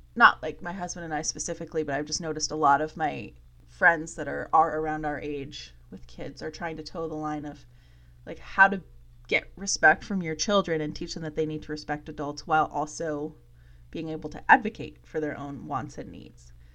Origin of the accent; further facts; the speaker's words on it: Vermont, United States; my husband and I both chose to come back to Vermont